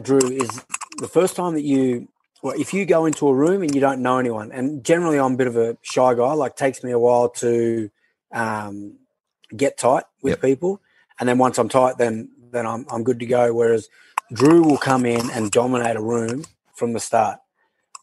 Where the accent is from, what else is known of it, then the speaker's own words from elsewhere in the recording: Canberra, Australian Capital Territory, Australia; I'm from Canberra